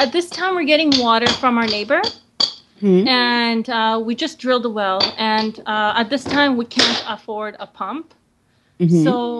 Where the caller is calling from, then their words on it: Kootenays, British Columbia, Canada; I'm calling from British Columbia in the Kootenays.